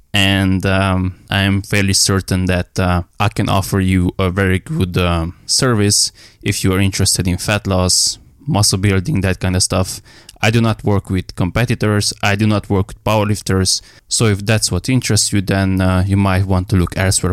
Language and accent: English; Romania; I'm from Romania